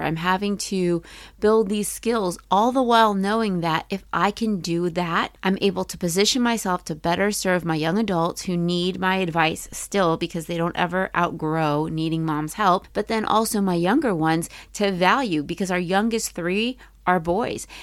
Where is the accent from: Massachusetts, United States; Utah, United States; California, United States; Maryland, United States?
Maryland, United States; I grew up in Maryland.